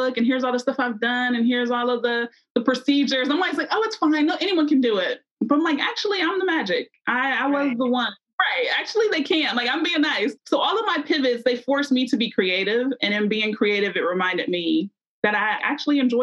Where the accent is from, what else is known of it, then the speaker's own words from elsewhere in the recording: Columbus, Ohio, United States; now in Cincinnati, United States; I'm from Columbus, Ohio, which has Ohio State